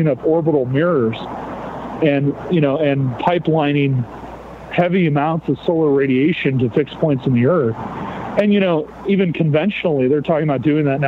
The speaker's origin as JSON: {"language": "English", "country": "United States"}